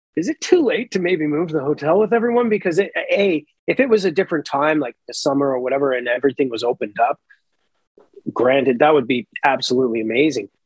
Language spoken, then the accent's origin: English; Canada; now in Toronto, Canada; I grew up right in the Bay of Fundy